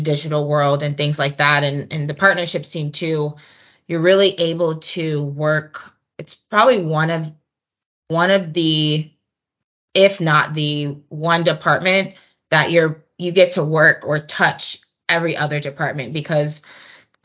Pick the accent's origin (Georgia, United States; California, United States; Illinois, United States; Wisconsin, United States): Georgia, United States; Atlanta; Just being able to still be in my hometown